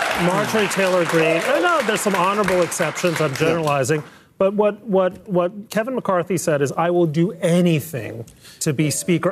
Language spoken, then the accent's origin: English; Mexico City, Mexico; moved away; I grew up in Mexico City. My father was from Mexico